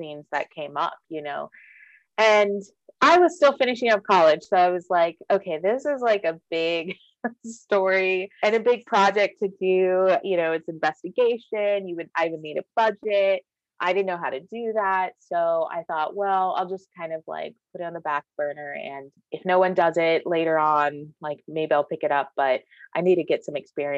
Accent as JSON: {"language": "English", "town": "Austin", "region": "Texas", "country": "United States", "tie": "born or raised there", "also_born_or_lived": "San Antonio, Texas / New York City", "said": "growing up in Austin, I just always thought of my town as this very liberal place"}